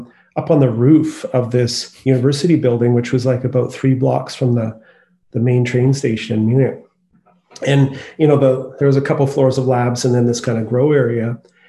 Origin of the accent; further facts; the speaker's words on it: Courtenay, British Columbia, Canada; also born or lived in Victoria; now in Vancouver, Canada; I grew up on Vancouver Island I was born in Victoria and I lived in a sort of smaller community on the east coast of Anchor Island called Courtney.